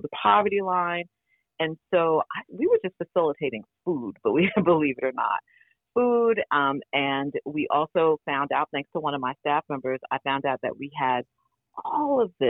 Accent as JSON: {"language": "English", "region": "New York", "country": "United States", "tie": "born or raised there", "said": "I grew up impoverished in New York"}